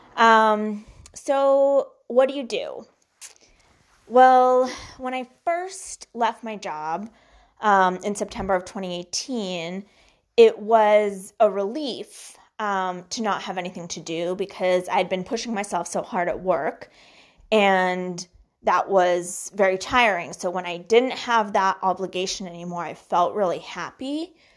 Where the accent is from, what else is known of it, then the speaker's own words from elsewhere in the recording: Boston, Massachusetts, United States; also born or lived in Minsk, Belarus / Brookline / Newton / Weston; settled in the Boston area, which is where I grew up, in, let's see, um, Brookline, then Newton, and then Weston